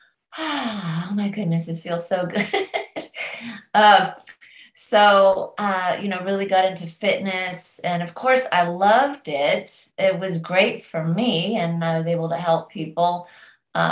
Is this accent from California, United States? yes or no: yes; Northern California, United States; also born or lived in London, England; now in Nashville, United States; I grew up in California, Northern California, amongst the redwood trees